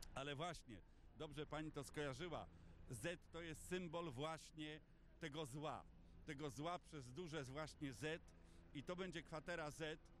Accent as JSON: {"language": "Polish", "town": "Warsaw", "region": "Masovian Voivodeship", "country": "Poland", "said": "Ja jestem warszawiakiem z wielu pokoleń."}